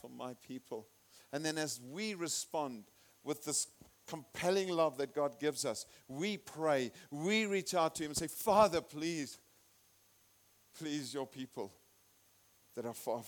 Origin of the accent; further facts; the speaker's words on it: Zimbabwe; also born or lived in South Africa; I'm from Zimbabwe and I'm a citizen